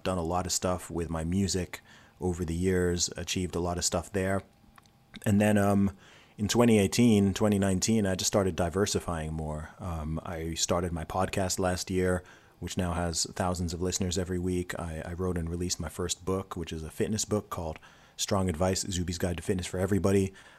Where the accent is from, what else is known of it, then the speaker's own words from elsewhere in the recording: Saudi Arabia; also born or lived in England; So I was born in England. So born in the UK. When I was 1 year old, I moved to Saudi Arabia. So my whole family went out to Saudi Arabia. My parents were working there. So I went to school in Saudi Arabia